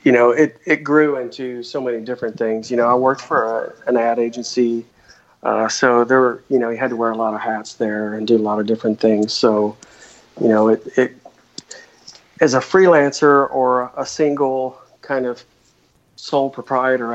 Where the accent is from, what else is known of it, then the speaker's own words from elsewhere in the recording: Texas, United States; moved away as an adult; also born or lived in Seattle; now in Fort Worth, United States; I was born in Texas and lived here until I was about 35